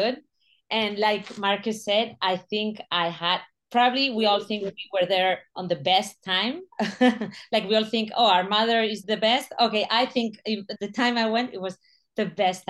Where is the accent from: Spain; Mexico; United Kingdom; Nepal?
Spain; moved away as an adult; also born or lived in New York; I'm from Spain